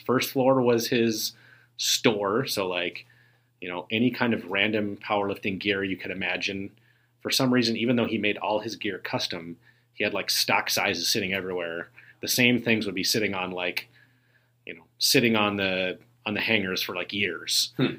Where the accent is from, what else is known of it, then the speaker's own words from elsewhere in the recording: Aurora, Illinois, United States; I live in Aurora, which is where I grew up.